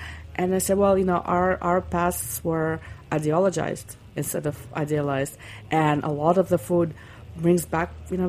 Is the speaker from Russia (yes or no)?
yes; Russia; English is a second language; moved away; I grew up in the Soviet Union in the late 60s and early 70s. Before we immigrated in 1974.